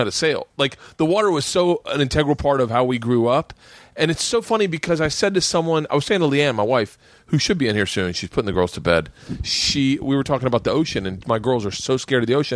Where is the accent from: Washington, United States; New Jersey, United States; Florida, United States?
Florida, United States; moved away as an adult; growing up in Florida